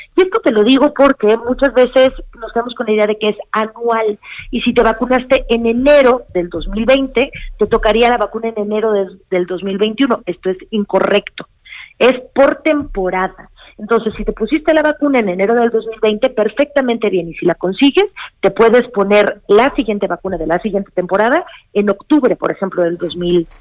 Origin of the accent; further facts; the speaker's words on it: Mexico; como mexicanos